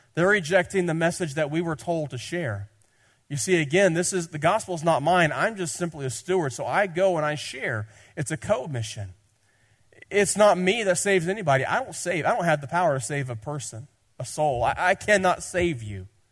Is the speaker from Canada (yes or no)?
no; Tennessee, United States; I'm from Tennessee